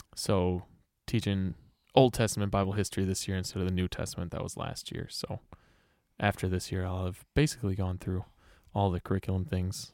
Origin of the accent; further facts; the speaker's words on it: Greenfield, Wisconsin, United States; also born or lived in West Allis, Wisconsin / Milwaukee, Wisconsin; I grew up in Greenfield